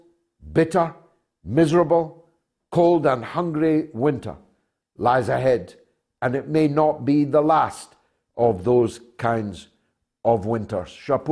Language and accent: English; Scotland, United Kingdom; the difference between my accent and yours between Scotland and London